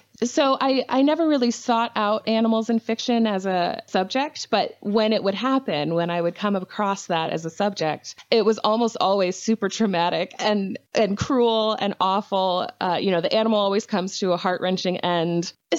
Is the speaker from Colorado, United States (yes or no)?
no; Maryland, United States; now in Illinois, United States; Well, I'm currently in Central Illinois, which is where I am originally from, but I grew up on the East Coast in Maryland, been there for most of my adult life as well.